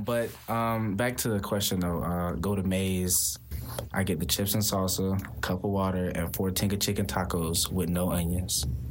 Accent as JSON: {"language": "English", "town": "Tampa", "region": "Florida", "country": "United States", "moved": "as an adult", "lives_now": "Ypsilanti, United States", "said": "Tampa, Florida"}